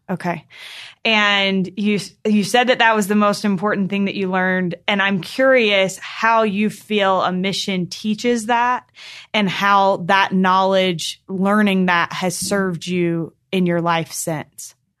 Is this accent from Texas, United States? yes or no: no; North Carolina, United States; I grew up in North Carolina in a really small ward